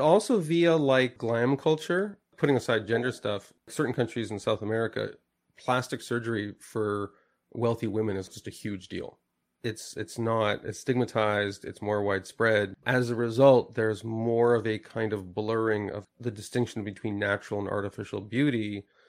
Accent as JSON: {"language": "English", "country": "Canada", "said": "I'm a Canadian"}